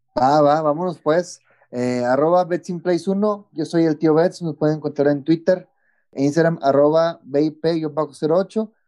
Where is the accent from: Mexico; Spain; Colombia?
Mexico; soy el único mexicano